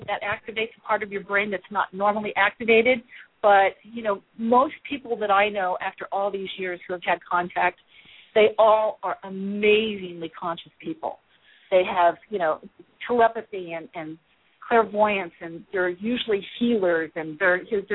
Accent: Kansas City, Missouri, United States; also born or lived in Midwest; now in California, United States; I'm from Kansas City

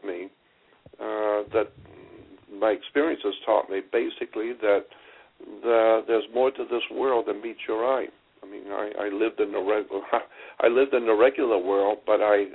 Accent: Pensacola, Florida, United States; grew up, born and raised in Pensacola, Florida, which is in the panhandle of Florida

